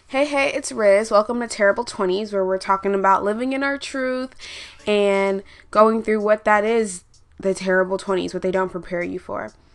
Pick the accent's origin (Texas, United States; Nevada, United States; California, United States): Texas, United States; Houston; I'm I'm from Houston